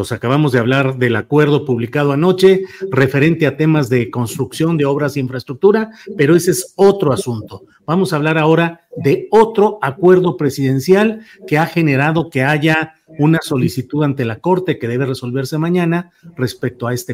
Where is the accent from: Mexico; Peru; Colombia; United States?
Mexico; Así somos los mexicanos, así habemos mexicanos con esta facialidad, con esta, eh, con esta estética propia de nuestra patria.